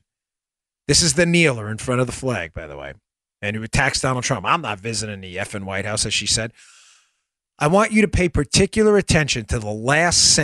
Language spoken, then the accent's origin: English; Long Island, New York, United States; when I grew up on Long Island when I was younger, before my parents divorced